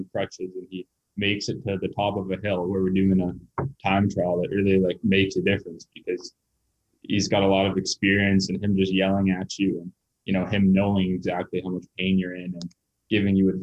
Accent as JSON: {"language": "English", "town": "Winnipeg", "region": "Manitoba", "country": "Canada", "also_born_or_lived": "North Bay, Ontario", "said": "I'm from Winnipeg, Manitoba"}